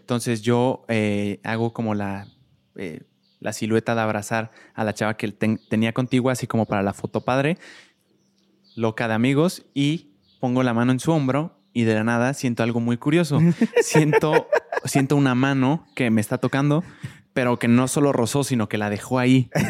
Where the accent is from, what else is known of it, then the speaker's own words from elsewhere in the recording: Querétaro, Mexico; yo crecí toda mi vida en Querétaro